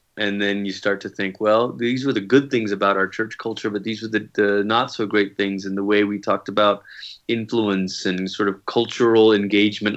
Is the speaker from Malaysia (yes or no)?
yes; Malaysia; moved away; I grew up in Malaysia, and sometimes people hear that and they think, "Oh, are you a missionary kid?" No, like, that's where I'm from.